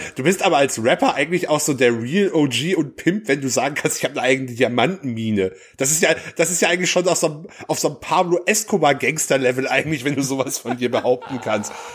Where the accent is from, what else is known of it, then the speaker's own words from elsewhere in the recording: North Rhine-Westphalia, Germany; ich als gebürtiger Westfale